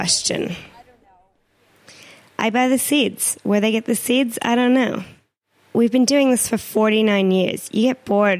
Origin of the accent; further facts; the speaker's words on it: near Rochester, New York, United States; moved away; After Hawaii, I headed to my hometown near Rochester, New York